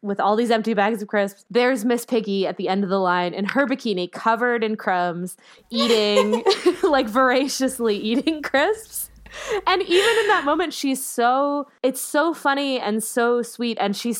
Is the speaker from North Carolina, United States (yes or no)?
no; North Dakota, United States; who's from my home state of North Dakota